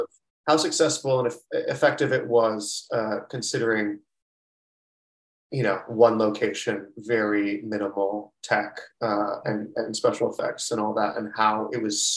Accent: Florida, United States; also born or lived in New York City; now in Los Angeles, United States; I'm from the South, Florida.

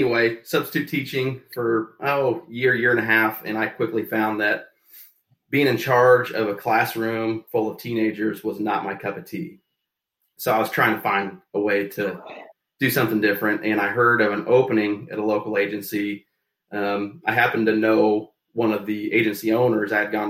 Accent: Shelbyville, Illinois, United States; I was born and raised here in Shelbyville, and it's a small town. Just to give you and the listeners a gauge of how small it is, we're just under 5,000 people in our town here, in a county of about 22,000 people.

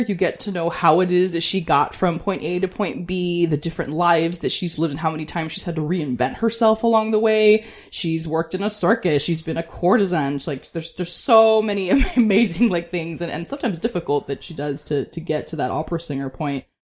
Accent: San Diego, California, United States; moved away as an adult; also born or lived in Portland; I'm from San Diego. I am relocating to Portland from San Diego

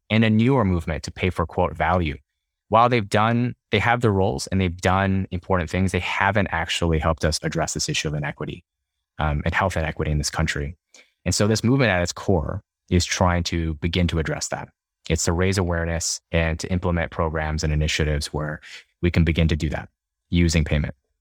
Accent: Dallas, Texas, United States; moved away as an adult; also born or lived in Houston, Texas / Boston, Massachusetts; Yeah, I'm from Texas. Born and raised in Dallas

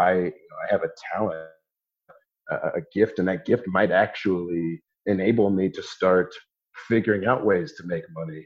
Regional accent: Columbus, Ohio, United States; also born or lived in San Diego, California; We moved back here to Columbus when my dad was coaching with the Ohio State Buckeyes

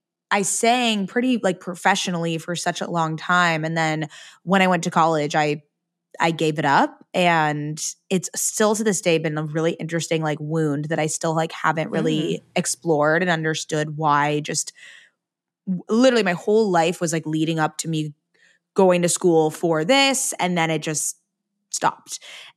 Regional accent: San Diego, California, United States; San Diego.

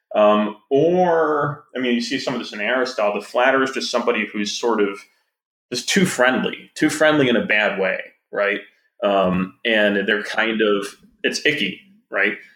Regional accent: Wisconsin, United States; I'm from Wisconsin

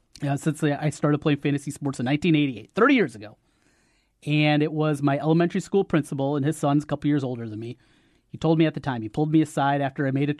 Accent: North Iowa, United States; I'm from North Iowa.

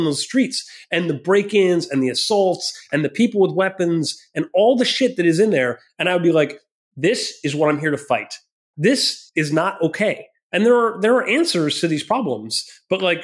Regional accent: Minnesota, United States; I grew up in Minnesota. I'm a Midwestern kid.

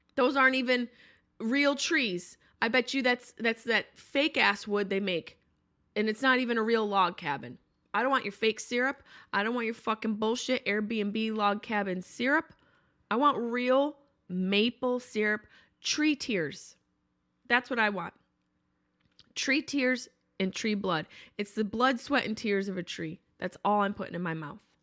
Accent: upstate New York, United States; moved away; I'm from upstate New York, but I did live in the city for eleven years

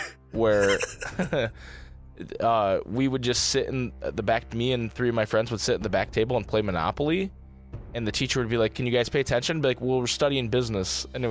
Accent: Kentucky, United States; I drove past my hometown one night after work in Kentucky. A drive I've done many times.

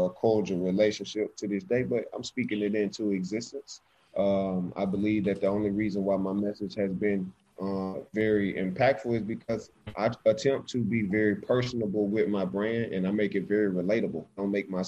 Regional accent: Alexander City, Alabama, United States; I am from Alexander City, Alabama. That's where I was born

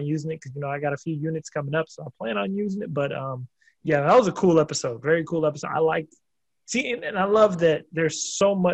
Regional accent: Oregon, United States; moved away; where I'm originally from, Oregon. As a matter of fact, not the hometown, the state

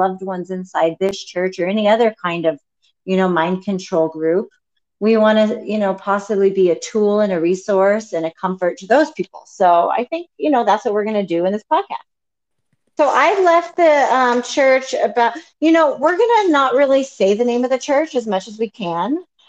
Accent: Colorado, United States; So we're from Colorado. So we live in Colorado, born and raised, suburban Colorado

